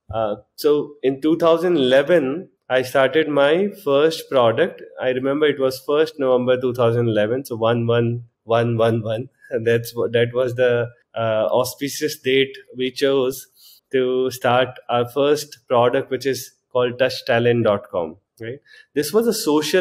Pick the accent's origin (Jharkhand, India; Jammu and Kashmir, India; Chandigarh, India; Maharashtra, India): Jharkhand, India; moved away as an adult; also born or lived in Chaibasa, Jharkhand / Jamshedpur, Jharkhand / Delhi; So I was born in a small town called Chaibasa in Jharkhand, a little known place. Then I moved to Jamshedpur for my high schooling